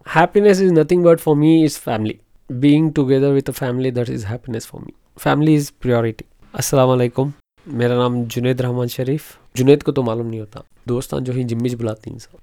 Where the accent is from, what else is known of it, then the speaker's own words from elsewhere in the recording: Mysore, Karnataka, India; moved away as an adult; now in Bangalore, India; basically मैं मैसूर से belong करता हूँ सो नौ साल से बेंगलोर में हूँ